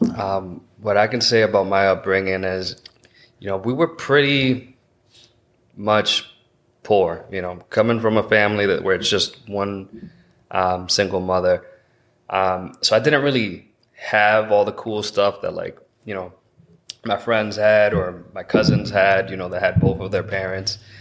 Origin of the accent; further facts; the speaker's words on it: Massachusetts, United States; I'm born and raised here in Massachusetts